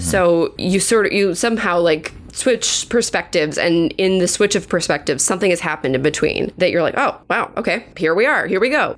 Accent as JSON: {"language": "English", "country": "United States", "said": "we as Americans"}